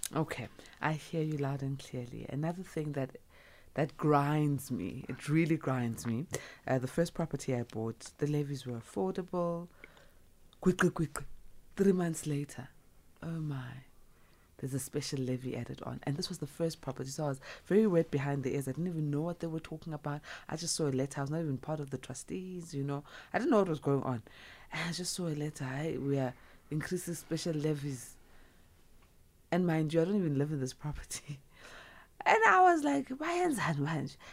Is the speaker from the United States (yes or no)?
no; South Africa; I'm South African